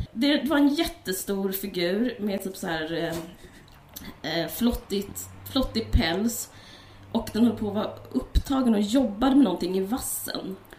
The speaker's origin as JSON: {"language": "Swedish", "town": "Stockholm", "region": "Stockholm County", "country": "Sweden", "tie": "born or raised there", "said": "vi växte upp i Akalla, mina brorsor i Bergshamra"}